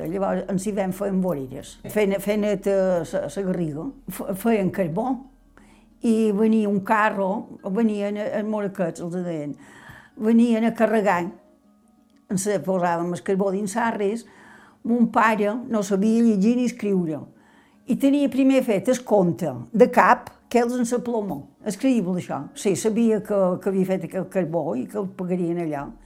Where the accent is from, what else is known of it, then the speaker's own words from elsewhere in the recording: Bunyola, Balearic Islands, Spain; born there; vaig néixer a Bunyola. pare feia de carreter a Can Madigó.